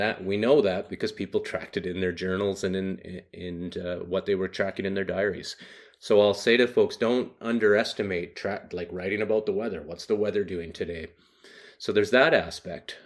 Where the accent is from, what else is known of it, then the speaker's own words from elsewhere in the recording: Haida Gwaii, British Columbia, Canada; I grew up very rural in Western Canada on a group of islands that are 80 kilometers off the mainland coast a place called Haida Gwaii